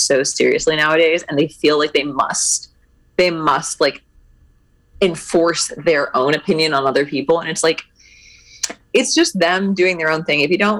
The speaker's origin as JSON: {"language": "English", "region": "Northeast", "country": "United States", "tie": "born or raised there", "said": "I grew up in the Northeast, so every time I like went back for Christmas or just to visit family"}